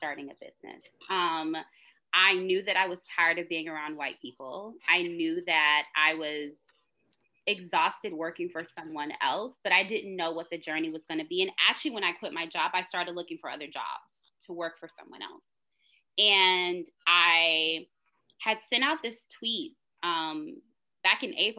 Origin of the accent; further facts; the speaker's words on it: Charlotte, North Carolina, United States; I'm originally from Charlotte, North Carolina. So shout out to all the Southerners